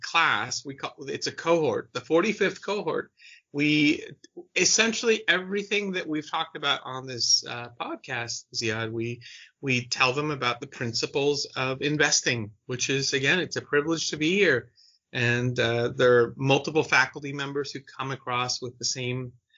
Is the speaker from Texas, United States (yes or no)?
no; San Francisco, California, United States; San Francisco